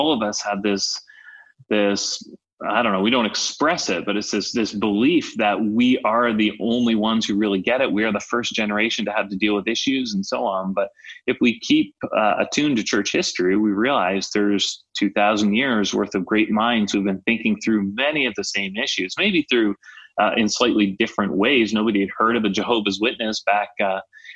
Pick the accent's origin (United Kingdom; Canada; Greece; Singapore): Canada; I'm Canadian